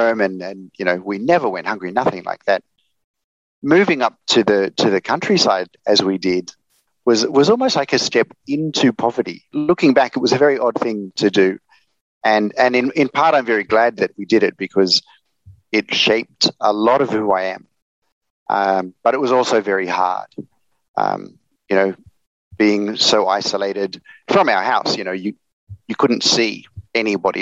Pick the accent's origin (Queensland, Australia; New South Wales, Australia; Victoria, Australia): New South Wales, Australia; Sydney; moved away as an adult; now in Hanoi, Vietnam; But I grew up in Australia. I was born in Sydney. And then when I was about 12, my family left the city, and we went to live on a block of land in northwestern New South Wales.